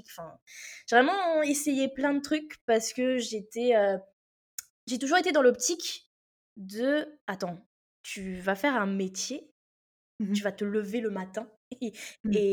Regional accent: Réunion; moved away as an adult; also born or lived in Metropolitan France; now in France; moi j'ai grandi à l'île de la Réunion, donc euh, moi je suis arrivée en métropole à mes 18 ans.

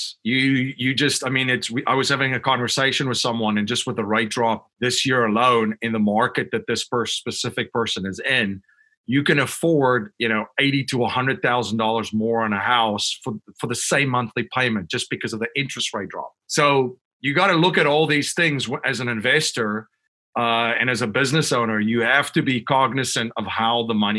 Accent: Western Cape, South Africa; moved away as an adult; also born or lived in Chicago, United States; now in near Philadelphia, United States; I grew up in South Africa and I've lived in the United States almost as long as I lived in South Africa.

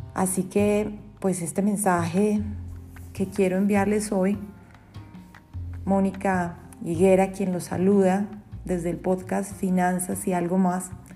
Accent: Colombia; en mi país, en Colombia

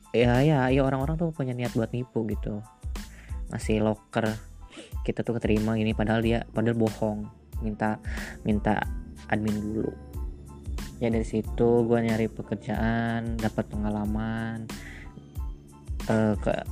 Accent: Jonggol, West Java, Indonesia; gue asal Bogor tepatnya di Jonggol

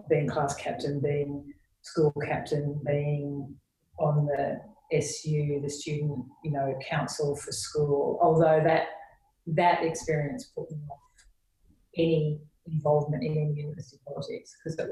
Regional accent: Sydney, New South Wales, Australia; born or raised there; moved away as an adult; now in United Kingdom

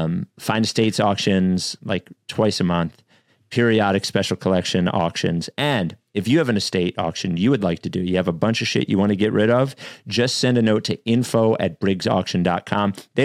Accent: Chicago, Illinois, United States; Wait a minute. I'm from Chicago.

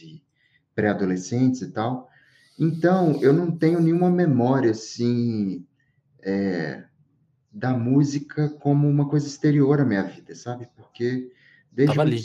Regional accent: Diamantina, Minas Gerais, Brazil; moved away as an adult; now in São Paulo, Brazil; eu tô em Diamantina, né? Que é a cidade que eu nasci, eu vivo em São Paulo

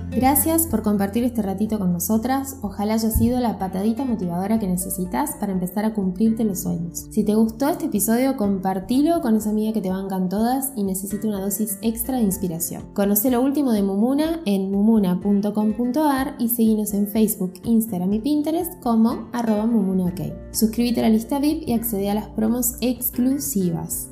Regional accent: Misiones, Argentina; now in Buenos Aires, Argentina; mi tierra, con misiones

